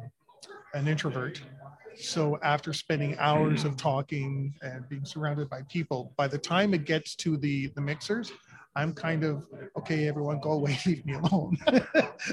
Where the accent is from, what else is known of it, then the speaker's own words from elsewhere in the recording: Canada; I'm Canadian